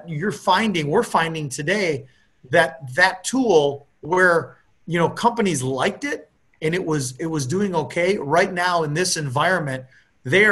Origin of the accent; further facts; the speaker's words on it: Appleton, Wisconsin, United States; when I grew up in Appleton, Wisconsin, I knew all my neighbors